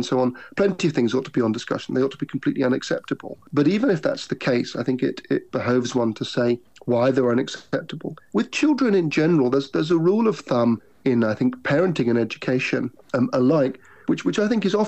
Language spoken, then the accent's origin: English; United Kingdom; I'm British